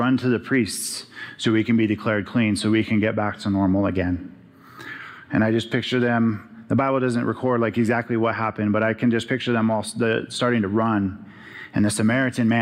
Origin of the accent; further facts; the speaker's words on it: Arizona, United States; growing up in Arizona